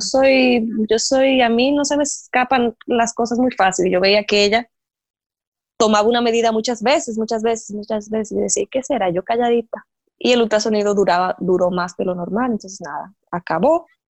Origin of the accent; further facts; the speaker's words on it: Dominican Republic; moved away as an adult; also born or lived in Santo Domingo; now in La Guácima, Costa Rica; yo soy dominicana